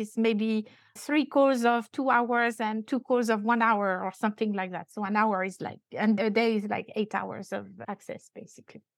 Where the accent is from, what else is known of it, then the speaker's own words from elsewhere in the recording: France; accent: French; English is a second language; now in Dubai, United Arab Emirates; I'm French. I still have quite an accent